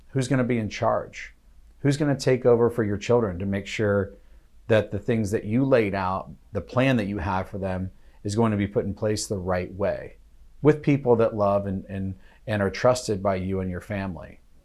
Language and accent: English; United States; as an American